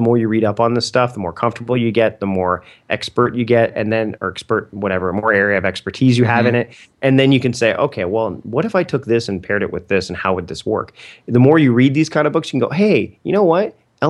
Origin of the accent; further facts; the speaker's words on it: Canada; Oh, I can't use them because I'm Canadian.